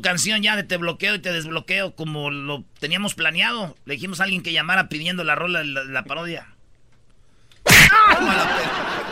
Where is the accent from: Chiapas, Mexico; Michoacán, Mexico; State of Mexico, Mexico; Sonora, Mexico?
Michoacán, Mexico; Jiquilpan; mi pueblo, Jiquilpan, Michoacán